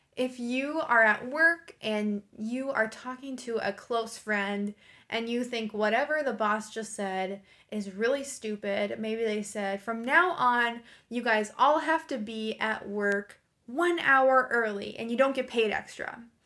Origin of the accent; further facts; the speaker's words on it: United States; I'm an American English teacher